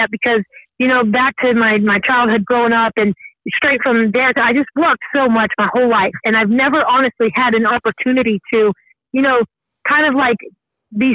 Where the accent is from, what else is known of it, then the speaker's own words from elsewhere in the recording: Georgia, United States; I was born in Georgia, you know, I was raised in the South